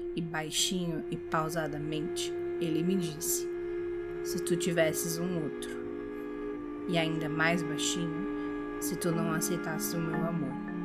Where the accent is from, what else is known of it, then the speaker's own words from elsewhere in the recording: Rio Grande do Sul, Brazil; minha terra, o Rio Grande do Sul